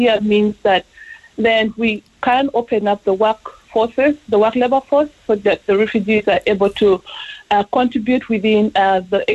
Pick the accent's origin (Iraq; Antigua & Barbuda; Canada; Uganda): Uganda; now in Ireland; I'm from Uganda